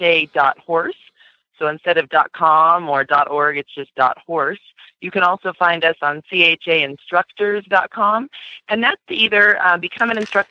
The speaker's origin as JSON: {"language": "English", "region": "Southern California", "country": "United States", "tie": "born or raised there", "moved": "as an adult", "lives_now": "Colorado, United States", "said": "I grew up in California. There was no such thing in Southern California, putting your horse on pasture. So then I moved out here to Colorado"}